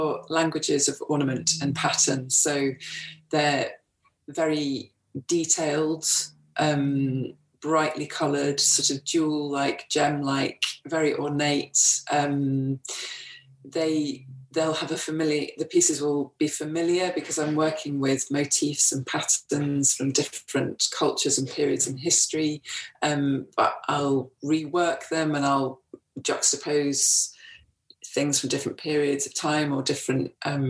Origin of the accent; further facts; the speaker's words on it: Wakefield, Yorkshire and the Humber, United Kingdom; I grew up in Wakefield in West Yorkshire